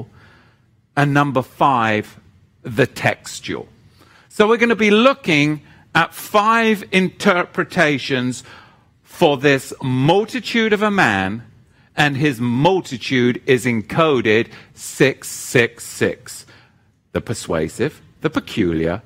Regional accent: United Kingdom; now in United States; one from my home country

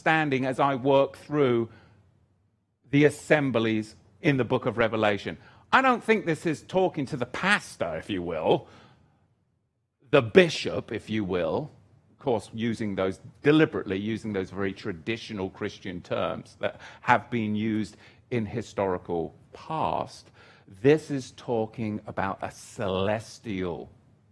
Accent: England, United Kingdom; moved away; I'm an Englishman

